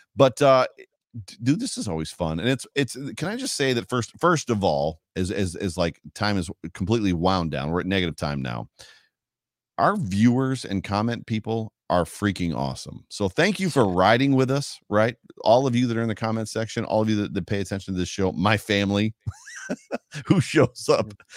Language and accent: English; New York, United States; I'm from New York and I talk really fast